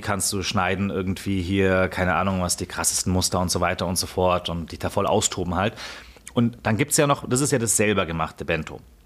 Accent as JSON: {"language": "German", "area": "east of Munich", "region": "Bavaria", "country": "Germany", "tie": "born or raised there", "said": "Ich bin auf jeden Fall im Osten von München aufgewachsen"}